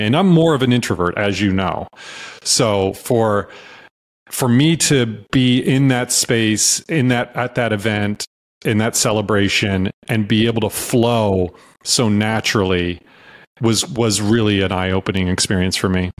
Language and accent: English; Virginia, United States; also born or lived in North Carolina / New York City; now in Austin, United States; I was raised in Virginia and I went to school in North Carolina